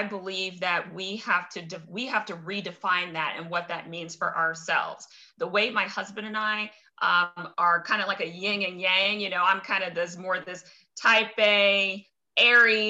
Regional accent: Cincinnati, Ohio, United States; moved away as an adult; also born or lived in Minneapolis / St. Paul / Chicago; I'm born and raised in Cincinnati

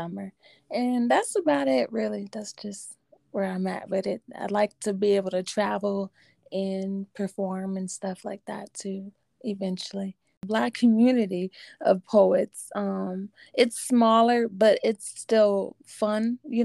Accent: Denver, Colorado, United States; there's my hometown

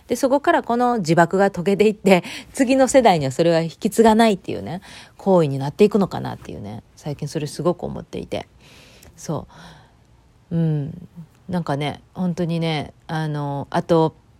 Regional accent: Japan; moved away; 日本の方は秋の運動会とか、また私の地元だったら秋祭りとかあって

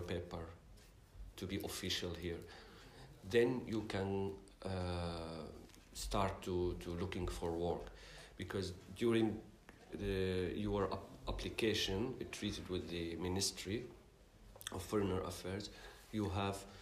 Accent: Syria; moved away as an adult; also born or lived in Istanbul, Turkey / Cairo, Egypt; now in Luxembourg; I am from Syria. I came to Luxembourg in 2013

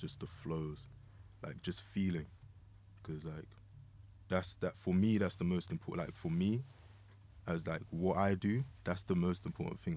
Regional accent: London, United Kingdom; moved away; also born or lived in Kansas City; growing up in Lewisham.

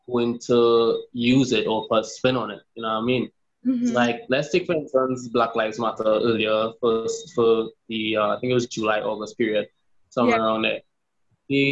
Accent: Trinidad & Tobago; I'm from Trinidad, and it's a vibe

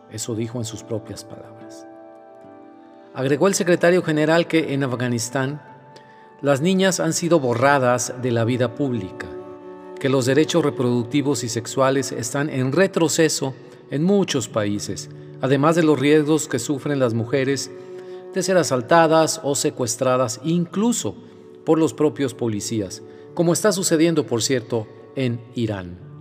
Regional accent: Mexico; en mi país, en México

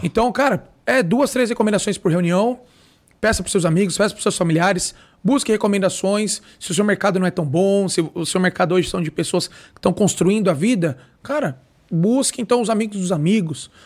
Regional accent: Brazil; nós não fomos criados com essa cultura no Brasil

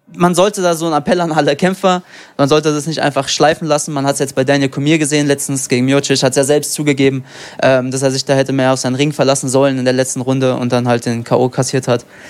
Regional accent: Frankfurt, Hesse, Germany; ich bin in Frankfurt geboren

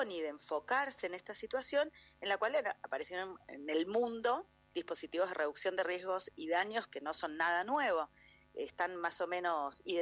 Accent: Mendoza, Argentina; somos mendocinos nosotros

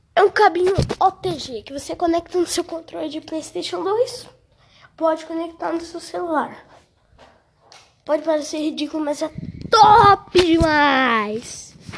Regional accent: Brazil; Eu, eu juro que eu sou brasileiro. Juro que eu sou BR de coração

